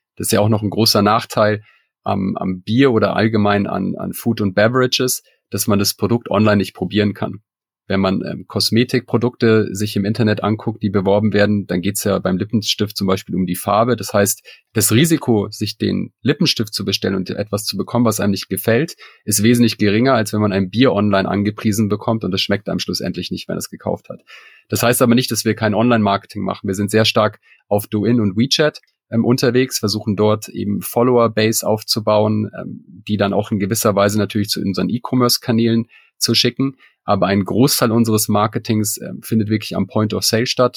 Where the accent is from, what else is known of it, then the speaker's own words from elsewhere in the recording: Munich, Bavaria, Germany; moved away as an adult; now in Shanghai, China; ich komme selber aus München